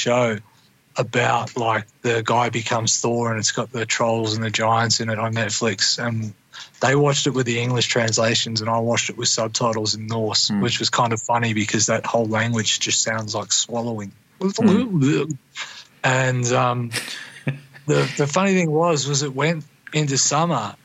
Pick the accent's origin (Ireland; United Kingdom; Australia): Australia; Gladstone, Queensland; also born or lived in Bundaberg, Australia; I did high school in Gladstone